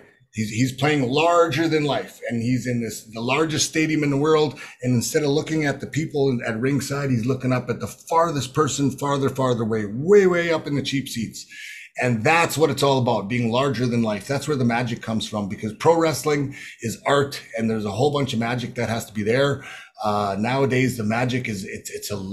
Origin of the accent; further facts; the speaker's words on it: Prince Albert, and Regina, Saskatchewan, Canada; growing up in Prince Albert, Saskatoon, and Regina, just a Saskatchewan boy